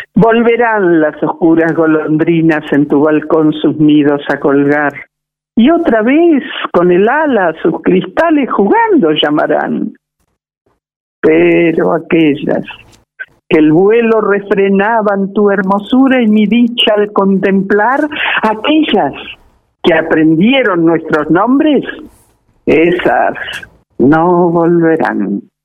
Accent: Argentina

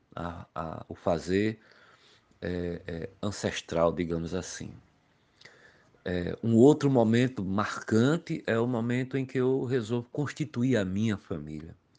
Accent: Pombal, Paraíba, Brazil; now in João Pessoa, Brazil; Sou natural da cidade de Pombal, ao Sertão da Paraíba e há mais de 30 anos moro na capital paraibana João Pessoa

